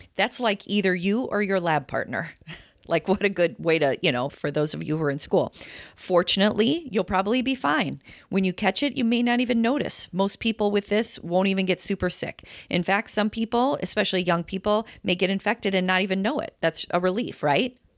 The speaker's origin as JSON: {"language": "English", "town": "Chicago", "region": "Illinois", "country": "United States", "said": "we're from Chicago, Todd"}